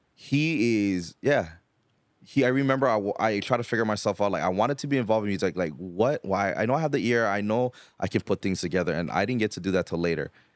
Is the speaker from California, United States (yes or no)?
no; Hawaii, United States; growing up in Hawaii, you kinda grew up with the, with the hip hop stuff